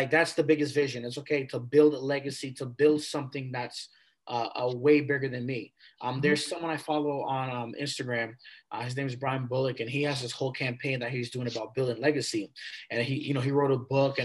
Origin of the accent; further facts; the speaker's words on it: Malden, Massachusetts, United States; also born or lived in Wakefield, Massachusetts; I grew up in Malden, Massachusetts, you know, elementary, middle school, high school, went to all Malden public schools